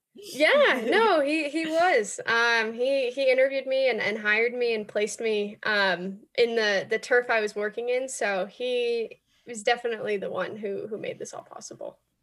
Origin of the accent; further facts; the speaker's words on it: Los Angeles, California, United States; moved away as an adult; also born or lived in Boston, Massachusetts; I grew up in Los Angeles